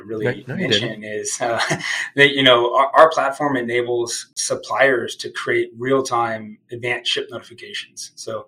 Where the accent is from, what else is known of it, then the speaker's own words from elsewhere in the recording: Dallas, Texas, United States; now in Austin, United States; So I was born in Dallas, Texas.